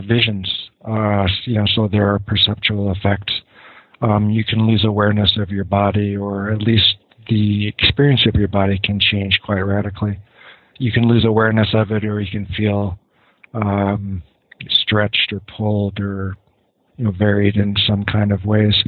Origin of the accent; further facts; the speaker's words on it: Los Angeles, California, United States; I was born in Los Angeles to a middle-class family